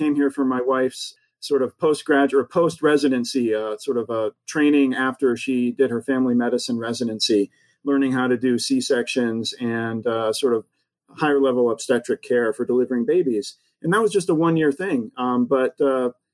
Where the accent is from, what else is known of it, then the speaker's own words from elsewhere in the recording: Akron, Ohio, United States; also born or lived in Boston / Boulder, Colorado / Pennsylvania / Santa Fe, New Mexico; now in Salt Lake City, United States; I grew up in Northeast Ohio, outside of Akron, Ohio